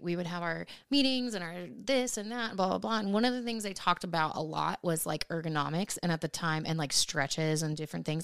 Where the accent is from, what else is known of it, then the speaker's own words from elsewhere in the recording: Portland, United States; moved away as an adult; also born or lived in Washington; now in Nashville, United States; still in Portland. Just 'cause it was my hometown